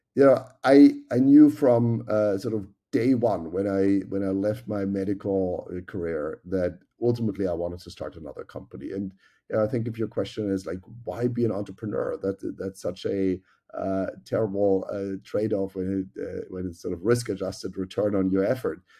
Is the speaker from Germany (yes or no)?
yes; Germany; moved away; as you can tell by my accent, I grew up in Germany